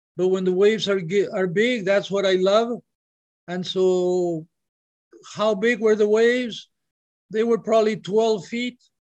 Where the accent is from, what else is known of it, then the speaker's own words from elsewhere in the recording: Peru; now in Hawaii, United States; I'm from Peru, I would go, I lived in Hawaii, but I would go back to Peru for a month or two every year.